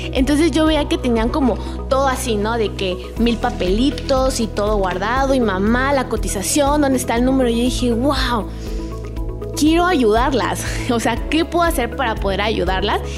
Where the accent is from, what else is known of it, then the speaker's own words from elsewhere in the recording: Chiapas, Mexico; moved away as an adult; also born or lived in Mexico City; soy de Chiapas